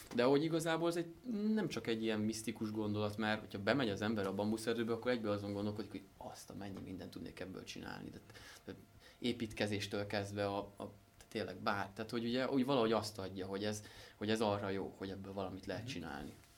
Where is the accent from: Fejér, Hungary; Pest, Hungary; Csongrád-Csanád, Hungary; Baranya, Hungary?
Pest, Hungary; Szentendre; Leányfalu és Szentendre határán, a csúcs alatt van egy kis völgy, ott nőttünk föl